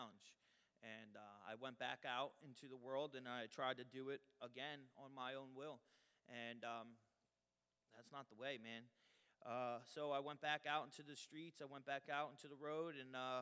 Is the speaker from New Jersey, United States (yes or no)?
yes; Trenton, New Jersey, United States; also born or lived in Colorado Springs, Colorado; I grew up in Trenton, New Jersey.